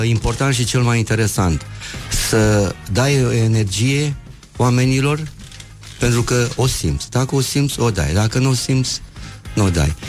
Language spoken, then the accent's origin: Romanian; Iași, Iași County, Romania; accent: Moldavian; eu fiind din Iași pot să cânt de câte ori vreau moldovenești, cum trebuie. Adică la noi, la județul Iași, acolo, unde, de unde sunt eu, știi, că, știi unde m-am născut eu? În curtea Bisericii Catolice din Iași